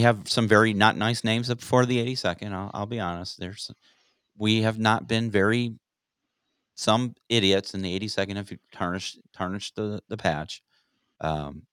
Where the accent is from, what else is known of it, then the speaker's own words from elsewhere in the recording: Aurora, Illinois, United States; my hometown of Aurora, Illinois, where I finished high school